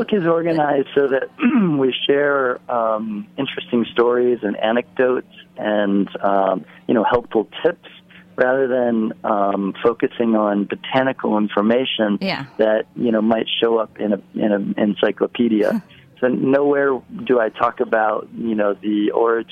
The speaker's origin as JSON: {"language": "English", "region": "Midwest", "country": "United States", "tie": "born or raised there", "moved": "yes", "lives_now": "New York City, United States", "said": "I grew up in the Midwest"}